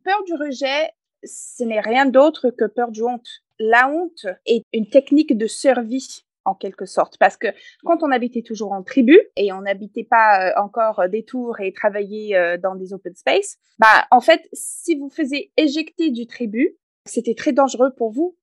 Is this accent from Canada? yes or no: yes; Canada; accent: English Canadian; first language English; French is a second language; now in France; comme vous pouvez peut-être entendre dans mon accent, je ne suis pas française d'origine. Je suis canadienne anglophone